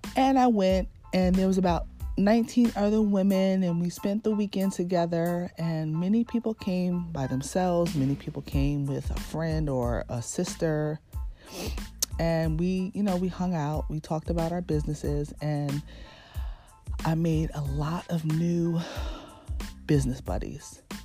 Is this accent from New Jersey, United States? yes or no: yes; Red Bank, New Jersey, United States; born and raised in New Jersey, in Red Bank, New Jersey